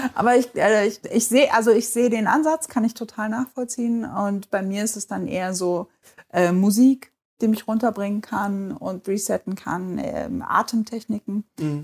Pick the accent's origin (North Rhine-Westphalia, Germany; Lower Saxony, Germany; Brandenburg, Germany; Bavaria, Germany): Lower Saxony, Germany; Bad Lauterberg; now in Hanover, Germany; ich bin in Bad Lauterberg geboren und aufgewachsen und bin bis zum Abitur da geblieben